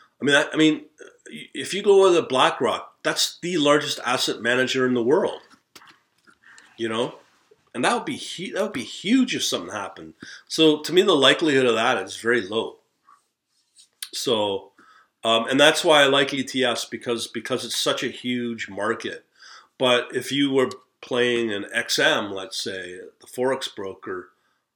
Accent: Canada; as a Canadian

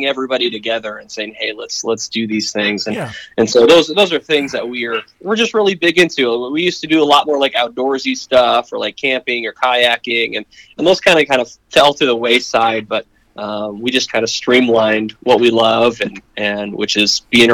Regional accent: Alta, Iowa, United States; now in Norfolk, United States; closer to home, which we're from. Like, I'm from Alta, Iowa

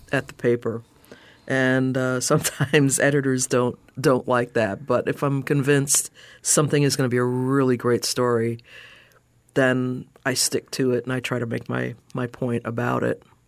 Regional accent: New York City, New York, United States; also born or lived in Chicago, Illinois; now in Southwest Florida, United States; I grew up in New York, uh, in Brooklyn

